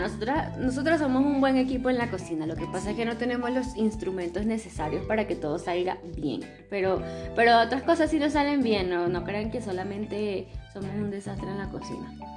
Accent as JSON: {"language": "Spanish", "country": "Venezuela", "moved": "yes", "said": "somos de allá, de Venezuela"}